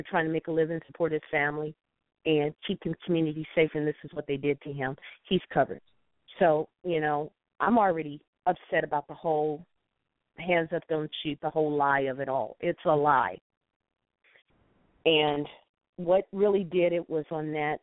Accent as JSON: {"language": "English", "town": "St. Louis", "region": "Missouri", "country": "United States", "tie": "born or raised there", "moved": "yes", "lives_now": "Illinois, United States", "said": "I was born and raised in St. Louis. I live across the river in Illinois."}